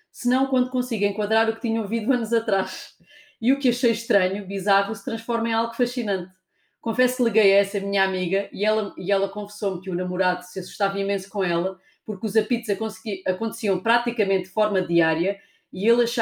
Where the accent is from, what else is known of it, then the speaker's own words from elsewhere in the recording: Alentejo, Portugal; eu sou alentejana, portanto tenho desculpa para dizer como eu quero